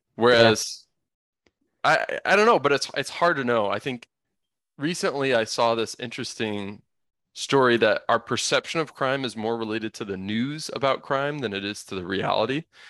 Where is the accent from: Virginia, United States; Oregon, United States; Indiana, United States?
Indiana, United States; I grew up in suburbia in Indiana